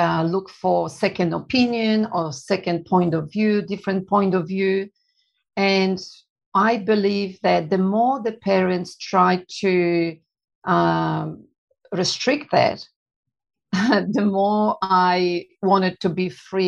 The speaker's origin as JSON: {"language": "English", "country": "Poland", "tie": "born or raised there", "also_born_or_lived": "Melbourne, Australia", "second_language": "English", "moved": "as an adult", "lives_now": "Australia", "said": "when I was growing up in Poland, we were poor."}